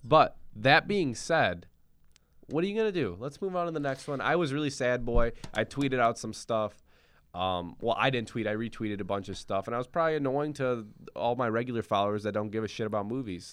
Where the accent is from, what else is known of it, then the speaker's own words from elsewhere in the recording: Rockford, Illinois, United States; we are from Rockford, Illinois